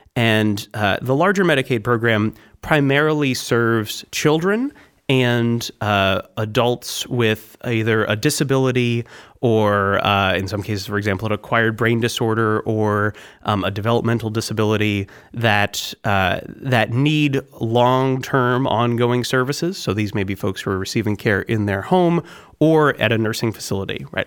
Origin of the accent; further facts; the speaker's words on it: Concord, New Hampshire, United States; also born or lived in Wisconsin; I'm from New Hampshire. I was born in Concord and I grew up in New Hampshire